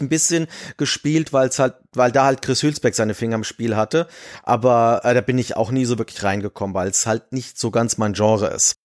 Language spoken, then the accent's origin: German; Giessen, Hesse, Germany; ich bin eigentlich gebürtiger Gießner, allerdings zu dem Zeitpunkt, wo ich auf die Welt gekommen bin, war das nicht Gießen, sondern Lahn